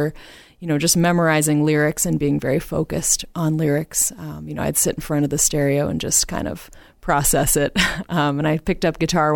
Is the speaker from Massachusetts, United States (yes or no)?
yes; Newton, Massachusetts, United States; moved away as an adult; now in Los Angeles, United States; I grew up in Newton, not too far from here in Marshfield, and I went to Smith College in Western Mass, so I'm a Massachusetts girl through and through